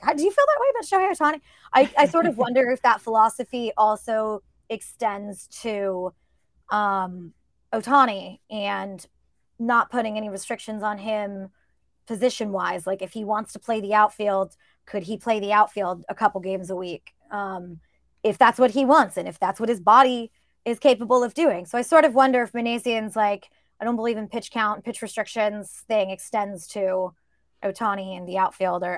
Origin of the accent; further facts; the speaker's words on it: Northern California, United States; now in Brooklyn, United States; I grew up in Northern California